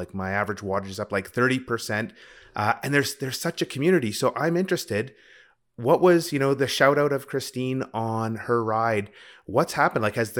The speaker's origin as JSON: {"language": "English", "country": "Canada", "said": "It's so tough riding as a Canadian. We never get that hot."}